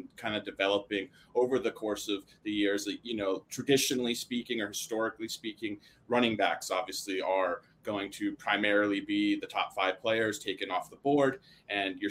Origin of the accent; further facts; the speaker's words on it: New Hope, Pennsylvania, United States; moved away as an adult; now in Oregon, United States; originally from, born and raised in Bucks County, spent my formative years in a little town called New Hope, Pennsylvania